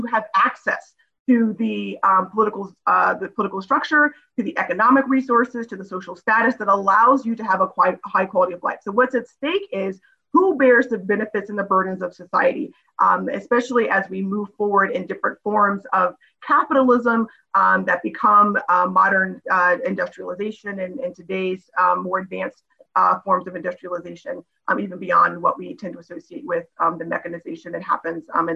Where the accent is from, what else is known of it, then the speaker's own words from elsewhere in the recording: Northern Virginia, United States; I'm a Virginian, I went to William & Mary for undergrad, I grew up in Nova